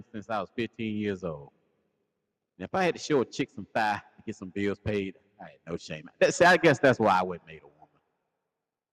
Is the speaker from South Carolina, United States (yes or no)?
yes; South Carolina, United States; I'm from South Carolina